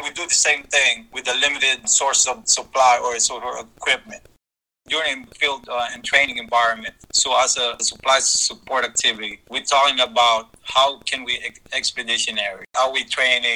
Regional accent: Philippines; moved away; also born or lived in San Diego, California; I was born and raised in the Philippines and migrated in San Diego, California.

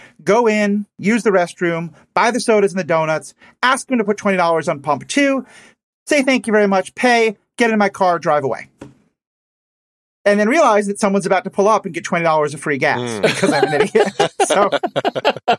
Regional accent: New York City, New York, United States; moved away; I grew up in New York City, so I didn't grow up around car culture

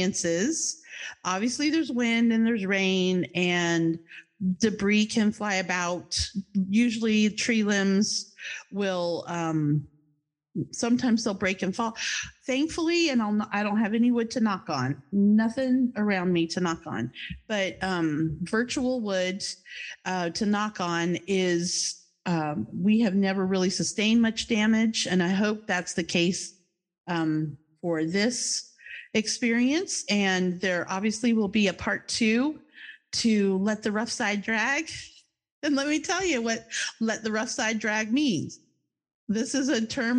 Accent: Charlottesville, Virginia, United States; moved away as an adult; also born or lived in New Jersey; now in Florida, United States; my hometown is Charlottesville, Virginia

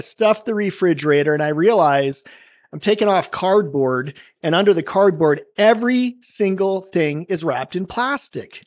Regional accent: Salem, Oregon, United States; I grew up in Salem, Oregon

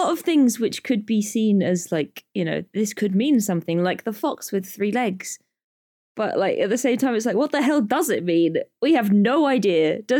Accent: United Kingdom; I'm British

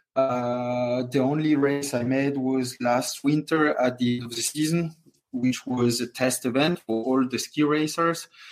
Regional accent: Courchevel, Auvergne-Rhône-Alpes, France; English is a second language; also born or lived in Moûtiers; So I grew up in Courchevel in a family hotel my whole life

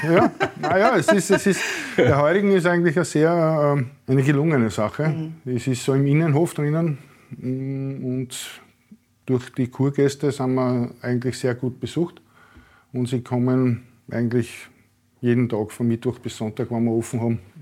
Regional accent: Neudörfl, Burgenland, Austria; ich bin aus Neudörfel

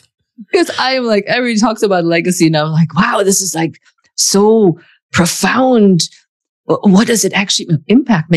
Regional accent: Germany; English is a second language; moved away as an adult; now in United States; I grew up in Germany

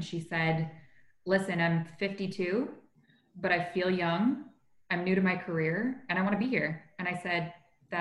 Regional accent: Toronto, Ontario, Canada; moved away; I grew up in Toronto, which is an incredibly diverse and multicultural city

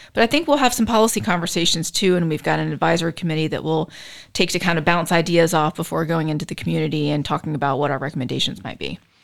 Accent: Charleston, South Carolina, United States; moved away as an adult; also born or lived in Chapel Hill, North Carolina / Florida; now in Charlotte, United States; I'm originally from Charleston, South Carolina

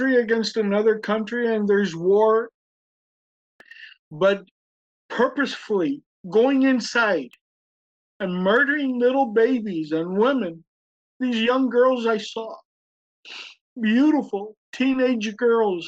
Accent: Tallahassee, Florida, United States; I'm a boy from Tallahassee, Florida

